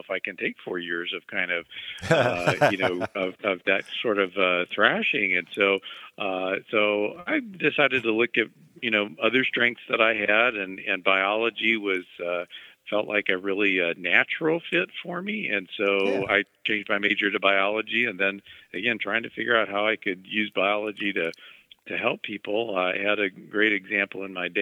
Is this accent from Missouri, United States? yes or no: yes; Mexico, Missouri, United States; I grew up in Mexico, Missouri, and we got some of the St. Louis television stations there